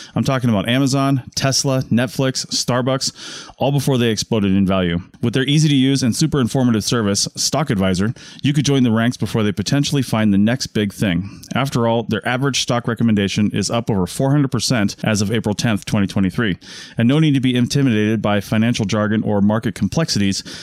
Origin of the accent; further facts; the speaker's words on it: Monroe, Washington, United States; My hometown, Monroe, Washington